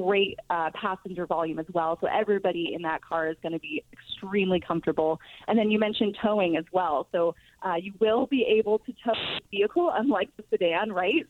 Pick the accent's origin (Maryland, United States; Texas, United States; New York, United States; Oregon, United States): Texas, United States; growing up in Texas